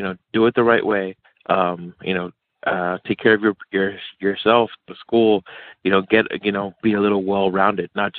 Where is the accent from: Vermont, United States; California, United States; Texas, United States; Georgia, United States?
Texas, United States; El Paso; my hometown of El Paso, Texas